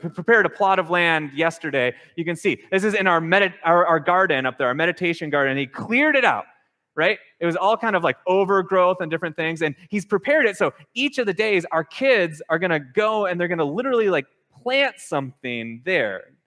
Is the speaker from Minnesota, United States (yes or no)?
yes; Minnesota, United States; now in Hawaii, United States; growing up in Minnesota